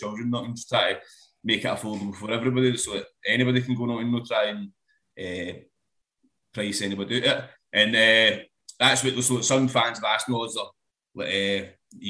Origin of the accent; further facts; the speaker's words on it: Glasgow, Scotland, United Kingdom; I grew up in Govan